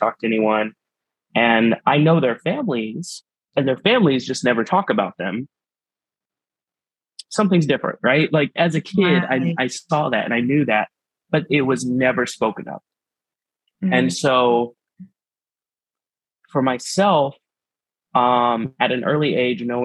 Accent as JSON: {"language": "English", "region": "Texas", "country": "United States", "tie": "born or raised there", "moved": "yes", "lives_now": "Kansas City, United States", "said": "in the small town I grew up in Texas, I was raised by my family, my biological family, who were Mexican immigrants"}